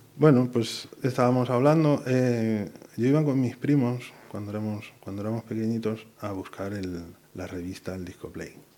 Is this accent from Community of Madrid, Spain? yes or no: no; Buñol, Valencian Community, Spain; moved away as an adult; also born or lived in Burgos; now in Pontevedra, Spain; soy valenciano. Soy un pueblo que se llama Buñol